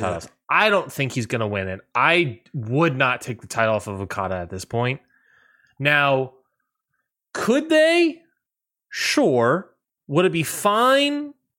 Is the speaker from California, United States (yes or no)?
no; Washington, District of Columbia, United States; in Washington, D C, basically my hometown